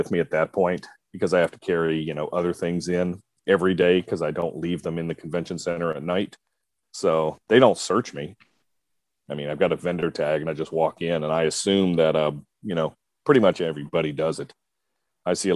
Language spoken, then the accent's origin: English; North Carolina, United States; I'm from North Carolina, the home of real barbecue